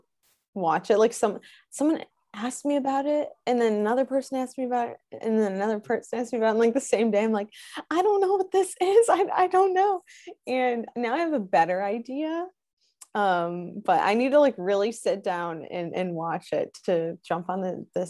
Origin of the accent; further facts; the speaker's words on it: Wisconsin, United States; I'm originally from Wisconsin. My parents are from Illinois. So I grew up a Bears fan